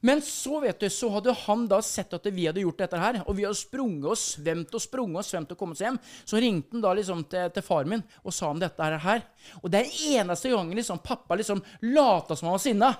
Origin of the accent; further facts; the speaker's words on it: Norway; vi bodde hjemme på Solbrå, der jeg kommer fra, eh, når mm. jeg var liten